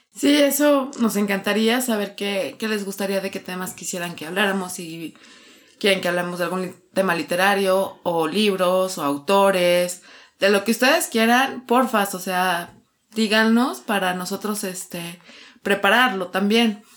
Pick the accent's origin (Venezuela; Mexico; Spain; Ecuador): Mexico; Mexico City; de aquí, de, de, la Ciudad de México